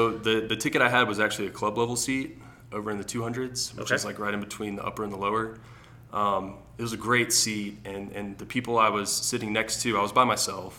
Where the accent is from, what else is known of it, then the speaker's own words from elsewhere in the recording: Alabama, United States; Yeah, so like I was telling you earlier, you know, growing up in the South, football is like the sport that everybody's playing. Basketball is not so big down there. You know, especially in Ala